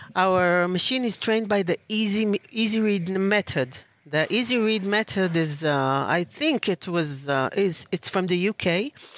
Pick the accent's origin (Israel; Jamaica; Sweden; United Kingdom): Israel; Tel Aviv, Tel Aviv District; I'm from Tel Aviv, Israel